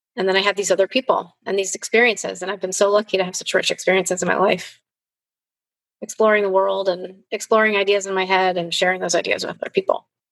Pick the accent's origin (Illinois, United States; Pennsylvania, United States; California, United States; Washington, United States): Illinois, United States; Chicago; moved away; I grew up in Chicago in a really privileged environment